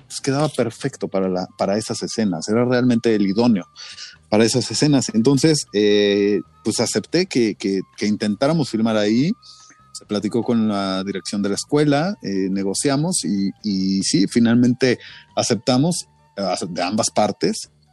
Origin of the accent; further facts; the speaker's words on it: Mexico; el mestizaje de los mexicanos, ¿no? Esta combinación que ya no, no somos indios, no somos españoles, somos una mezcla